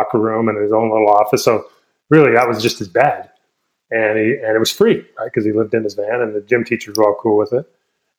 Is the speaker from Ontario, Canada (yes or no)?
yes; Toronto, Ontario, Canada; I grew up in mostly in Toronto